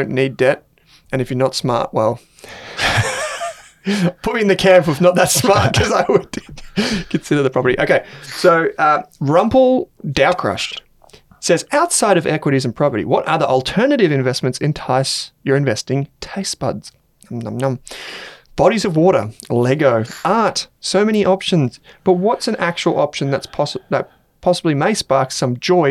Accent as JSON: {"language": "English", "country": "Australia", "accent": "ocker", "said": "you probably tell that from my ochre accent."}